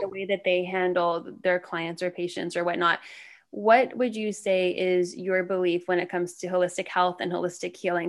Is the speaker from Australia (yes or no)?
no; Canada; moved away as an adult; now in Charlotte, United States; I'm Canadian, though, so I just moved here in two thousand sixteen